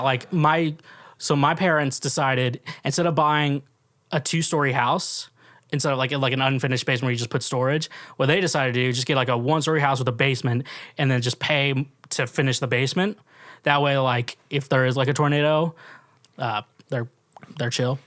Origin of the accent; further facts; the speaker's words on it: Kansas City, Kansas, United States; now in Nashville, United States; I'm from Kansas City